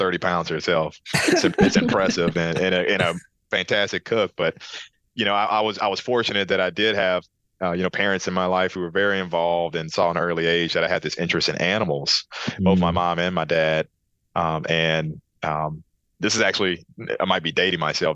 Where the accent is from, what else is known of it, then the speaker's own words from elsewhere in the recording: Baton Rouge, Louisiana, United States; moved away; from Louisiana, Baton Rouge is my hometown